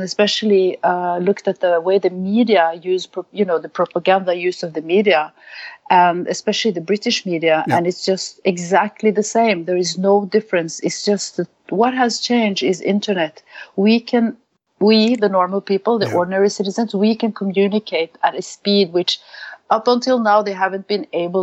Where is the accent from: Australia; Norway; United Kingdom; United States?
Norway; Norway, my home country